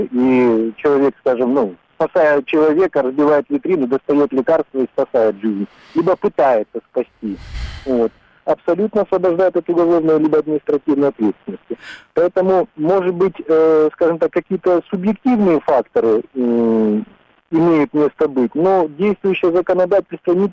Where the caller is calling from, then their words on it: Krasnodar, Krasnodar Krai, Russia; Я тоже из Краснодара.